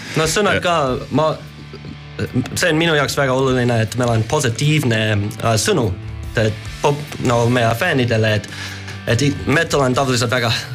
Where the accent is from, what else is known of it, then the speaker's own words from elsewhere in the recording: United States; Estonian is a second language; moved away; ma olen Ameerikast